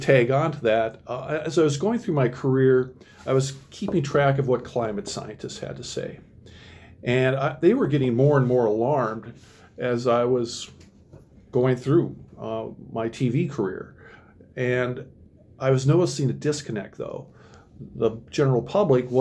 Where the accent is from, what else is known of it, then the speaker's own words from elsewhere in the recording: Minnesota, United States; moved away as an adult; now in Oregon, Wisconsin, United States; I'm originally from Minnesota